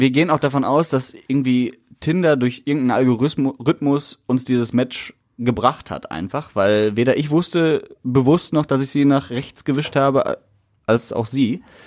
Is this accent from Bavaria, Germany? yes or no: no; Essen, North Rhine-Westphalia, Germany; wir Ruhrgebietler oder wir Essener sind stolz auf unsere Stadt